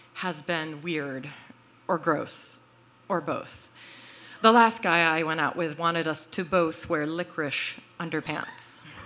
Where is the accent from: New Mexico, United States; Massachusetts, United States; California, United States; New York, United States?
Massachusetts, United States; Boston; now in Brooklyn, United States; I am from Boston